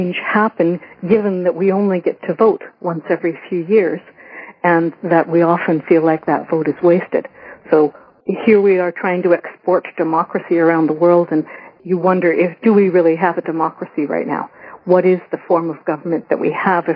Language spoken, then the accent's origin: English; Ireland; I'm Irish, and I actually grew up singing Irish traditional music